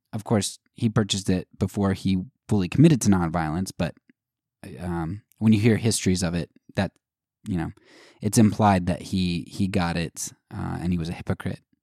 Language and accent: English; United States; as an American